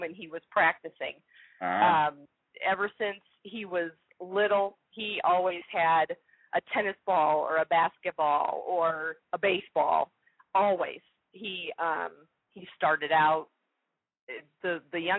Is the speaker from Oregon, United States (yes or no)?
no; Chicago, Illinois, United States; now in Indianapolis, United States; we're originally from the Chicago area